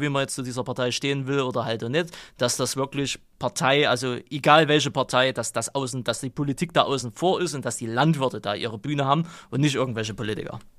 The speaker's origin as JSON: {"language": "German", "region": "East Germany", "country": "Germany", "said": "bei uns im Osten"}